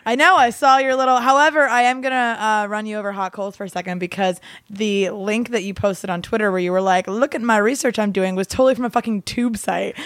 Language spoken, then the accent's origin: English; Gloucester County, New Jersey, United States; also born or lived in Baltimore, Maryland; I grew up in Jersey